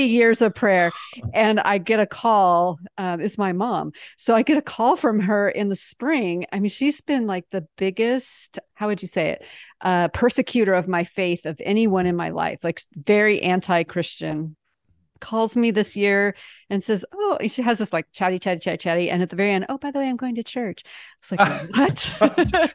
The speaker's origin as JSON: {"language": "English", "country": "United States", "also_born_or_lived": "France", "said": "as an American"}